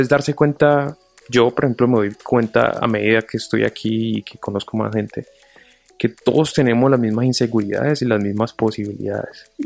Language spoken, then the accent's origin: Spanish; Colombia; now in United States